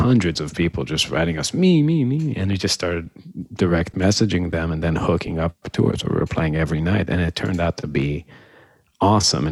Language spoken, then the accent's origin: English; Israel; moved away as an adult; also born or lived in Boston, United States; now in Chicago, United States; I'm from Israel originally. Moved to the States when I was about 18, to went to Berkeley. After that, moved to Chicago